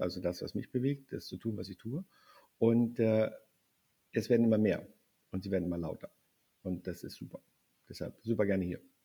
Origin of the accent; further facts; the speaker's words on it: the North, Northern Germany, Germany; ich komme aus dem Norden